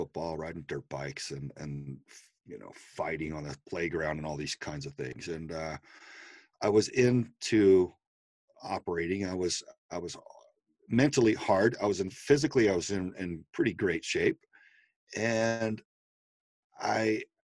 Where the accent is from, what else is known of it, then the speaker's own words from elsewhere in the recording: Southern Texas, United States; I came from Southern Texas and was very patriotic and military service minded demographic there.